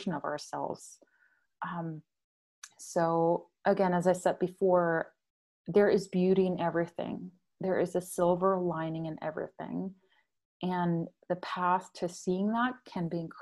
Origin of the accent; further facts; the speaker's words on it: Germany; moved away; I'm from Germany. You probably picked up my accent by now